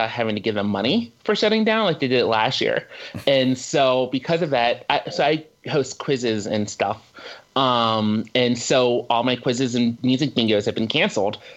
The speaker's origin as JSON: {"language": "English", "region": "Maryland", "country": "United States", "tie": "born or raised there", "lives_now": "Norway", "said": "So I grew up in Maryland and we would get Sonic commercials without having a Sonic."}